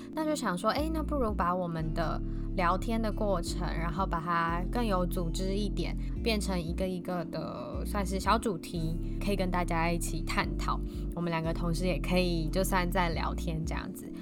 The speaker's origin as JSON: {"language": "Chinese", "region": "Hsinchu", "country": "Taiwan", "said": "我们是两个来自新竹的风之女子"}